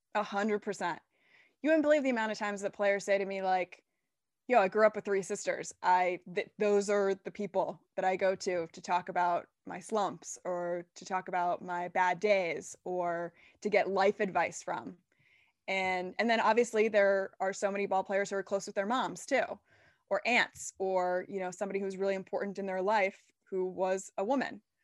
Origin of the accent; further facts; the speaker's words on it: Washington, District of Columbia, United States; moved away; I'm from D C, I'm a Nats fan